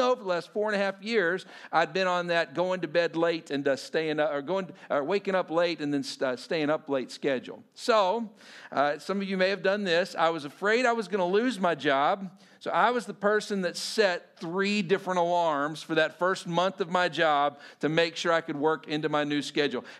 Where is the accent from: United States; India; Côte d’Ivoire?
United States; Texas; as a Texan, you know, living in suburban Texas